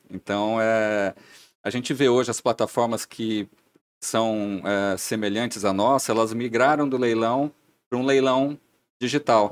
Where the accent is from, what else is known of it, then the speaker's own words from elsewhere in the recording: interior of São Paulo, Brazil; moved away as an adult; now in Blumenau, Brazil; não sou de Blumenau. Estou a Blumenau já há bastante tempo, aproximadamente 15 anos entre idas e vindas mas eu sou do interior de São Paulo